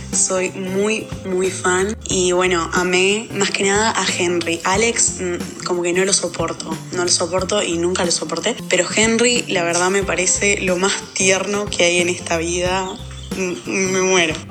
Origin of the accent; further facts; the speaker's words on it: Argentina; soy de Argentina